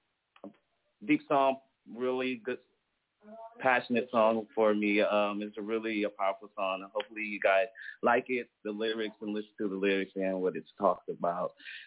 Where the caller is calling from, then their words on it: Atlanta, Georgia, United States; Calling from Atlanta.